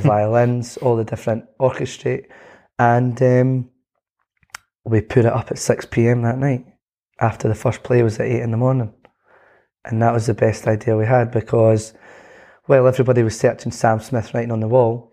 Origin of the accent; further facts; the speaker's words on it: Scotland, United Kingdom; being Scottish